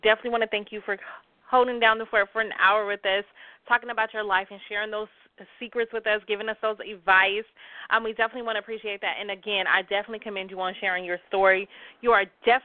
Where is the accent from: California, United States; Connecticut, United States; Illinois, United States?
California, United States; Los Angeles; Los Angeles is my hometown.